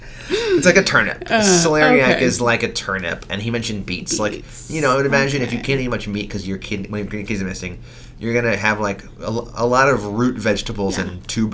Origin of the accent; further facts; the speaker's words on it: New York, United States; but I'm from New York.